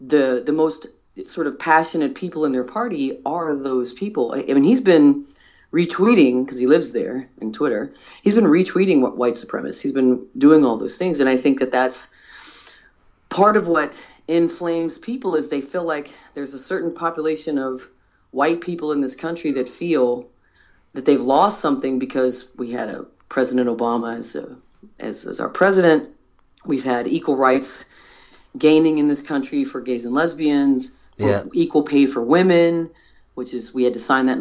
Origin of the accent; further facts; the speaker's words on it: United States; As an American